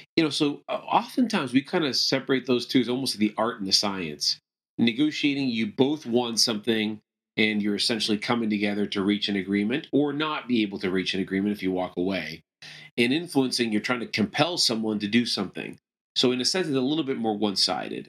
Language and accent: English; Toronto, Ontario, Canada; moved away as an adult; also born or lived in Venezuela; now in United States; I moved to Canada when I was young and kinda grew up mainly in, in the, kind of the Toronto area